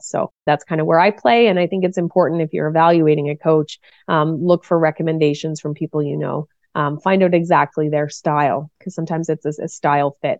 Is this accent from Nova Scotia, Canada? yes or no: yes; Cole Harbour, Nova Scotia, Canada; I grew up in Cole Harbor, Nova Scotia, which is on the east coast of Canada